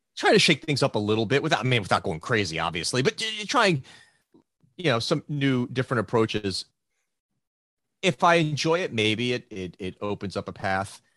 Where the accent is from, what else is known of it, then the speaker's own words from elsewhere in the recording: United States; growing up in the States